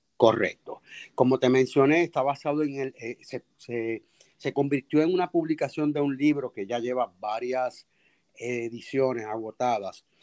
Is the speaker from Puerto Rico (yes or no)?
yes; Puerto Rico; accent: Puerto Rican; nuestro lenguaje, nuestro dialecto puertorriqueño es, es eh, riquísimo